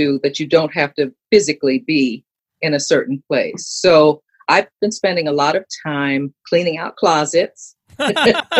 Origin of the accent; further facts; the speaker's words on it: New York City, New York, United States; I grew up in New York City.